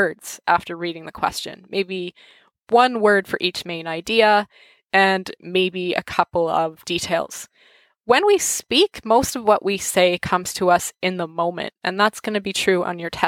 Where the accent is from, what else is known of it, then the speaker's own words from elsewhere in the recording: Canada; accent: English-Canadian; first language English; the way most of us Canadians learn French